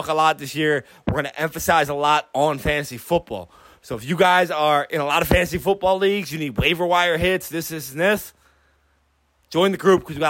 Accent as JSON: {"language": "English", "town": "Philadelphia", "region": "Pennsylvania", "country": "United States", "said": "I'm from Philadelphia"}